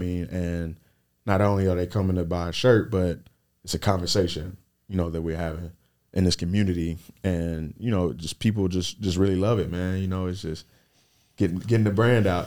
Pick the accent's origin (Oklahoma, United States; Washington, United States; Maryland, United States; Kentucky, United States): Kentucky, United States; Lexington; I built my brand in Lexington, Kentucky, my hometown.